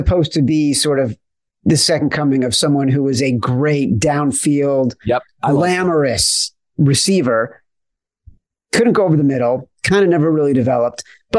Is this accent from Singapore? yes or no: no; Chicago, Illinois, United States; Or like where I grew up in Chicago and it was Doug Plank.